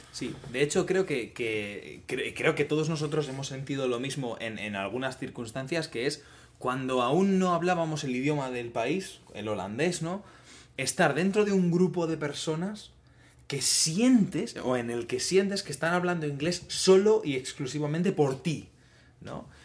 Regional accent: Spain; now in Netherlands; como español

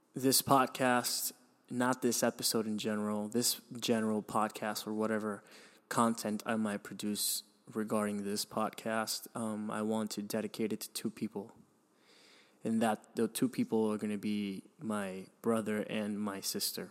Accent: Miami, Florida, United States; also born or lived in Venezuela; when I was seven or eight, I moved to Miami, which I consider my hometown now

